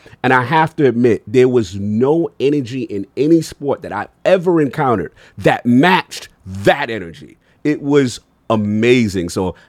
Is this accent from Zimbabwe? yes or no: no; United States; Remember, I'm an American kid.